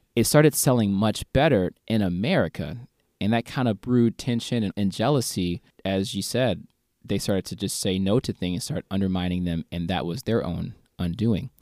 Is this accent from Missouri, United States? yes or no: yes; St. Louis, Missouri, United States; moved away as an adult; now in South Korea; Saint Louis, my hometown